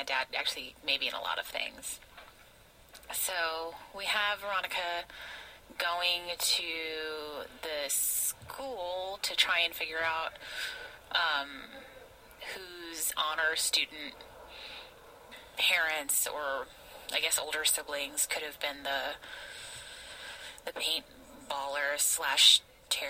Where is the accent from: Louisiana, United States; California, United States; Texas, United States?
Louisiana, United States; New Orleans; I grew up in New Orleans